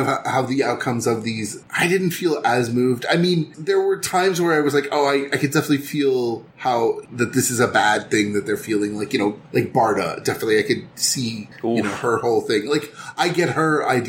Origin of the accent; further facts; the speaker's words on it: India; As an Indian myself